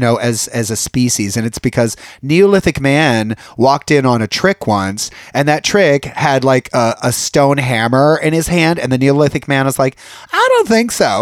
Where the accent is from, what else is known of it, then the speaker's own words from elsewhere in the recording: Youngstown, Ohio, United States; accent: Valley girl; also born or lived in San Fernando Valley, California; now in Los Angeles, United States; I come from Youngstown, Ohio